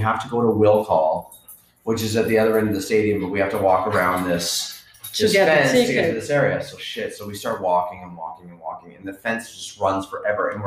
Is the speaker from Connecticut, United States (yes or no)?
no; Tampa, Florida, United States; I'm from the Tampa area